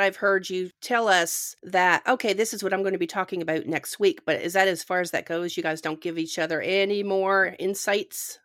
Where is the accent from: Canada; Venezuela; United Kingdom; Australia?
Canada; When I was growing up in Canada